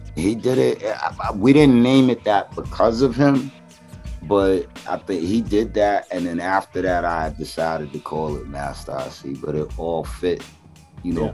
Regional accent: New York City, New York, United States; I was born in Flushing

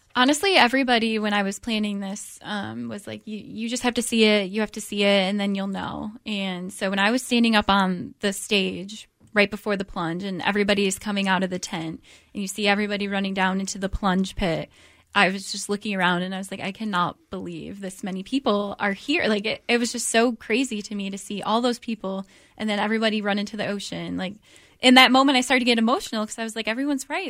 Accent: Detroit, Michigan, United States; moved away as an adult; now in Virginia, United States; I'm from Michigan, um, Detroit area

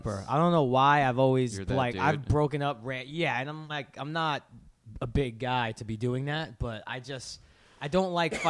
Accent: New York City, New York, United States; where I grew up in Bensonhurst, Brooklyn, you know, when we would, 16, 17 years old, you go to like the 18-year-old clubs and then you'd go to like a diner at 2 in the morning.

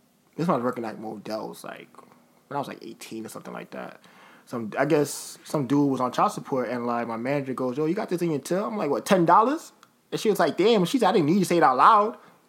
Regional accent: United States; I'm American.

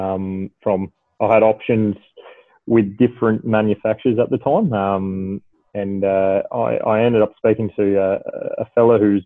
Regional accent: Victoria, Australia; also born or lived in Adelaide, South Australia; I grew up in Adelaide, and I moved over here from my father getting relocated over to Melbourne. So I now reside in Melbourne, and I did my schooling and further education in Victoria

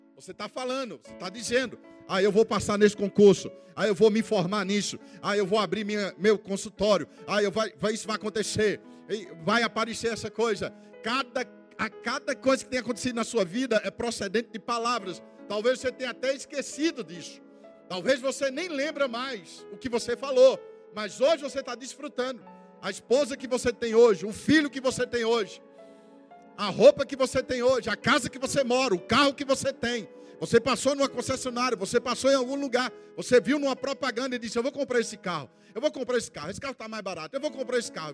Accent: Campina Grande, Paraíba, Brazil; sou lá de Campina Grande

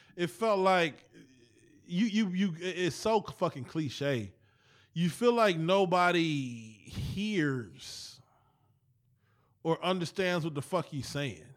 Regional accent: East Cleveland, Ohio, United States; We came back to E C.

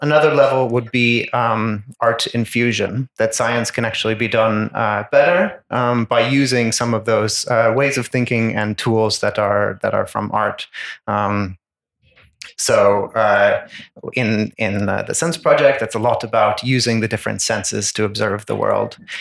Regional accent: New York, United States; moved away as an adult; also born or lived in Ireland; now in Bergen, Norway; I'm from the US. I'm from uh, New York State, but I am trained as a, a, human geographer in Ireland

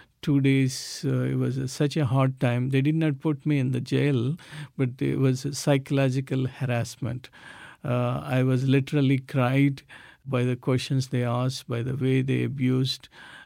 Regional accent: South India, India; English is a second language; moved away as an adult; So I moved from South India to northern part of India in 1996.

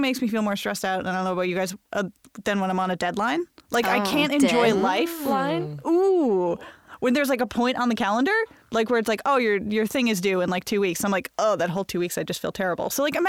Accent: Bangor, Maine, United States; I think it's because my hometown's kind of spooky. Ooh. I grew up in Bangor, Maine, which is where Stephen King is from.

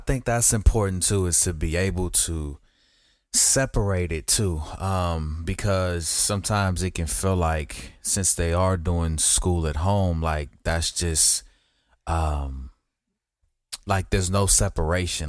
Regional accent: West Coast, United States; I'm from the West Coast

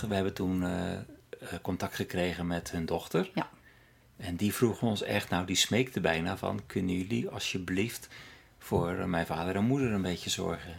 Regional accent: Netherlands; moved away as an adult; now in Norway; ik uit Nederland kwam

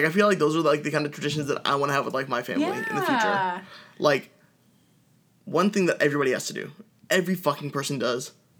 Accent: San Jose, California, United States; we grew up in San Jose.

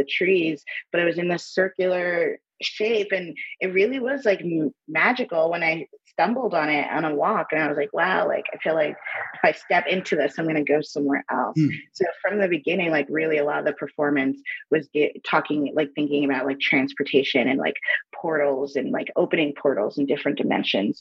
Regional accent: New York City, New York, United States; moved away as an adult; now in Hudson, United States; I grew up in New York City

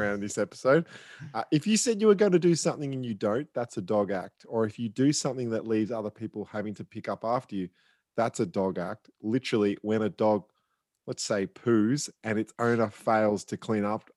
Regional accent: Australia; we're Australians

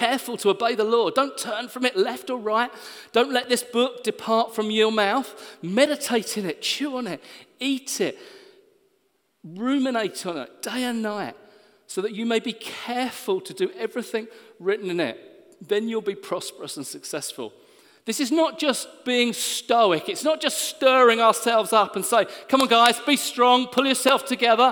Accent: Hastings, South East England, United Kingdom; Natalie and I grew up in Hastings

